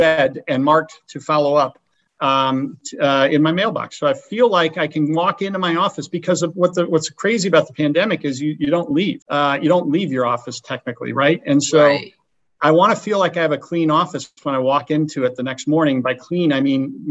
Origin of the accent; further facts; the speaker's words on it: Chagrin Falls, Ohio, United States; moved away as an adult; also born or lived in Chicago, Illinois / Notre Dame, Indiana; now in Thousand Oaks, United States; I grew up in Cleveland, in the east side of Cleveland, a little town called Chagrin Falls, Ohio. I went to high school there